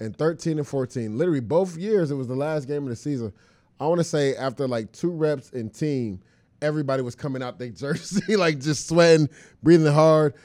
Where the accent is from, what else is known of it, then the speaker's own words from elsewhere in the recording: Florida, United States; I'm from Florida